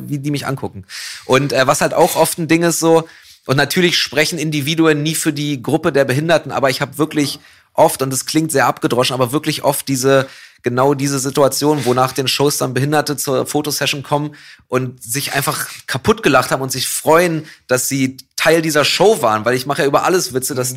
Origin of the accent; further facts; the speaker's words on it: Berlin, Germany; als Berliner, und auch als jemand, der in Kreuzberg wohnt gerade